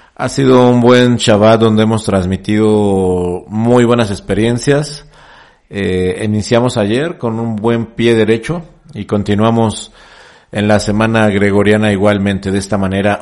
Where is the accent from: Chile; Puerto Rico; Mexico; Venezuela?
Mexico; En mi país, en México